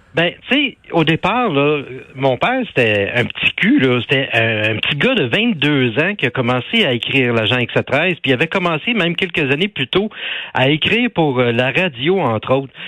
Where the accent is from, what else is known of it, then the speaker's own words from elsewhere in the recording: Laval, Quebec, Canada; chez nous à Laval